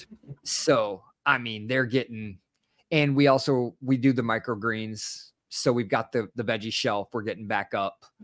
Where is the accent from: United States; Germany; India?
United States; Detroit, Michigan; I was born and raised in Detroit